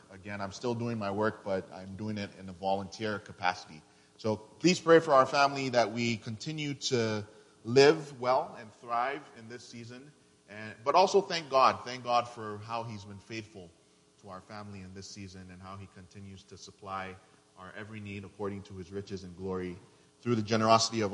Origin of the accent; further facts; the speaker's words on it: Nigeria; now in Houston, United States; I'm originally from Nigeria, and I live and work in Houston's historic Third Ward as a missionary.